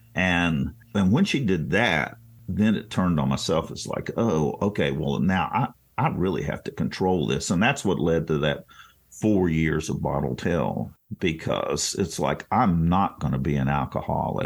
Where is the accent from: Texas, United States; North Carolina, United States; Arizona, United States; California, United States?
North Carolina, United States; Greensboro; also born or lived in Bowie, Maryland; when we moved from Bowie, Maryland to Greensboro, North Carolina when I was in third grade